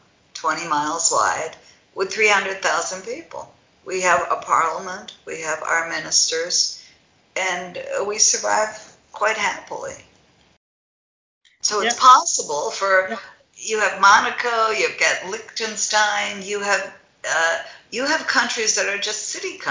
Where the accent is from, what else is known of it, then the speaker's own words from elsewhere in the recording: Ohio, United States; I grew up in Ohio.